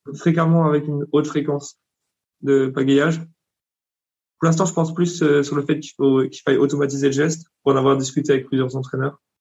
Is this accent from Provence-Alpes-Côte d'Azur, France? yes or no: no; Bourgogne-Franche-Comté, France; moved away as an adult; also born or lived in South Africa / Hungary; Je suis de Franche-Comté